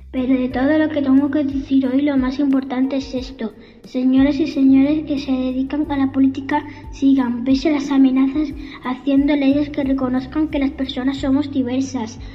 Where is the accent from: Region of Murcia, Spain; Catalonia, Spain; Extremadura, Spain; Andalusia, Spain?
Extremadura, Spain; Arroyo de San Serván; he tenido suerte de nacer en mi pueblo